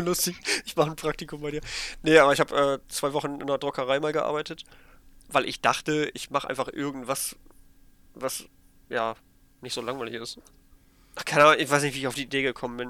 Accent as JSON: {"language": "German", "country": "Germany", "said": "schon drei Deutsche mindestens. Also mich"}